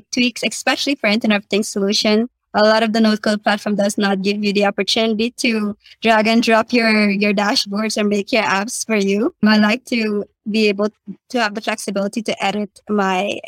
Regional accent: Guyana; now in Suriname; Guyana is my home country where I was born.

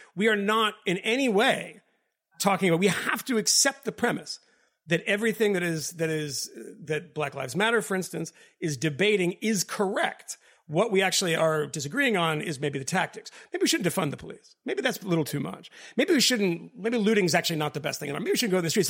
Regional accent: Boston, Massachusetts, United States; moved away; also born or lived in England; I'm from Boston

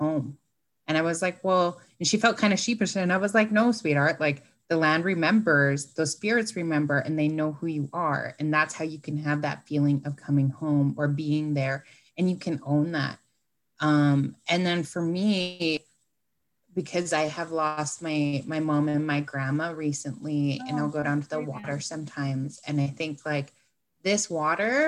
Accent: Fort St. John, British Columbia, Canada; I still live in Port St. John, is where I grew up.

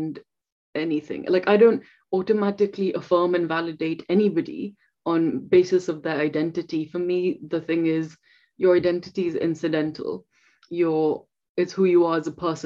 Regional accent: India; moved away; I'm from India.

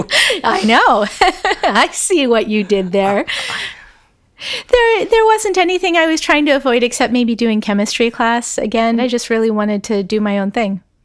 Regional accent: outside of Philadelphia, Pennsylvania, United States; moved away as an adult; I grew up outside of Philadelphia, and my goal when I was applying to college was not to go to college in Pennsylvania

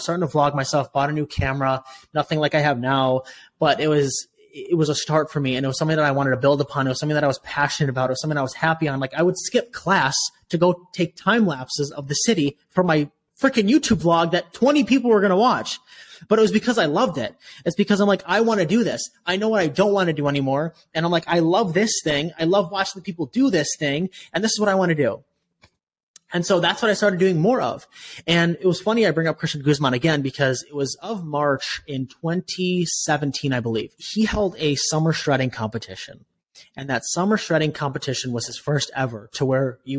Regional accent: Chicago, Illinois, United States; also born or lived in Austin, Texas; I moved back home to Chicago

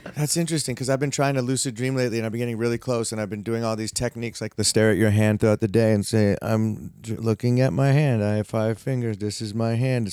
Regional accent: California, United States; I live in California, I'm from California.

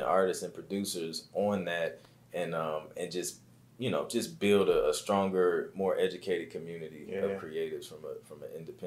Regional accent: Toledo, Ohio, United States; moved away as an adult; also born or lived in Columbus, Ohio; now in Atlanta, United States; Born and raised in Toledo. Lived in Columbus for about 5-6 years, and now I'm in Atlanta.

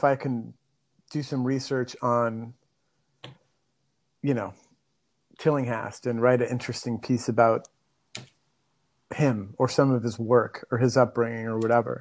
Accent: Minneapolis, Minnesota, United States; moved away; I'm originally from Minneapolis

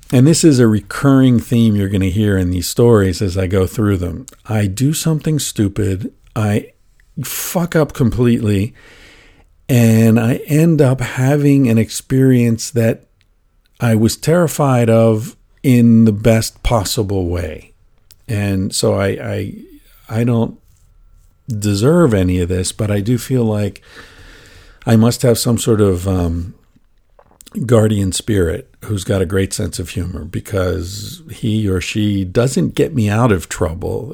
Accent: United States; as an American

